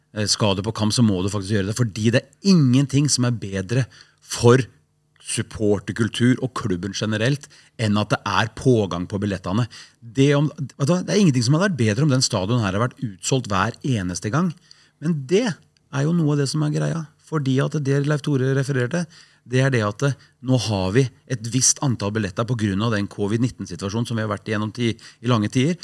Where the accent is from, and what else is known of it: Sandefjord, Vestfold, Norway; born or raised there; also born or lived in Haugesund